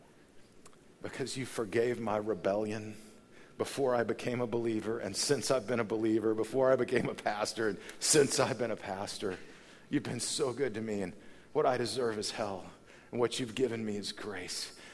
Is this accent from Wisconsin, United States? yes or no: no; Texas, United States; moved away; go back to the home in which I was raised in Texas